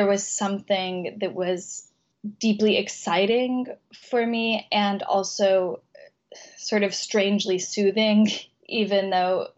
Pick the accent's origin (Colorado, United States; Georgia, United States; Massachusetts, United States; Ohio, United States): Colorado, United States; moved away; my childhood in Colorado